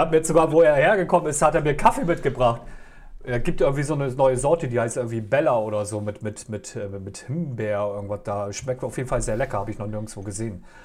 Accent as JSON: {"language": "German", "town": "Oldenburg", "region": "Lower Saxony", "country": "Germany", "tie": "born or raised there", "said": "aus meiner Heimat hier, aus Oldenburg"}